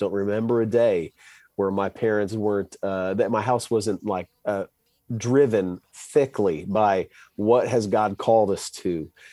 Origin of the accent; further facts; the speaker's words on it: Wisconsin, United States; now in Dallas, United States; I grew up in Wisconsin